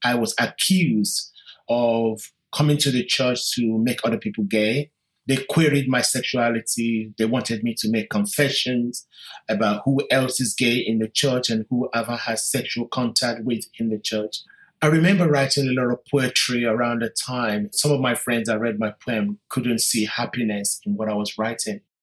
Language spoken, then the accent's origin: English; London, United Kingdom; British Nigerian. I was born in London in 1965